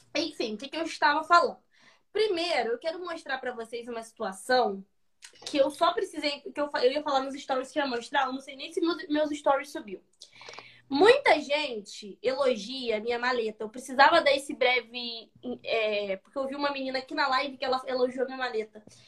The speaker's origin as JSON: {"language": "Portuguese", "region": "Rio de Janeiro", "country": "Brazil", "said": "Eu sou carioca da Serra"}